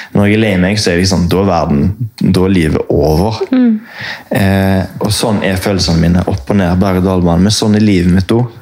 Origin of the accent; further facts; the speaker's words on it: Haugesund, Rogaland, Norway; now in Oslo, Norway; jeg kommer fra Haugesund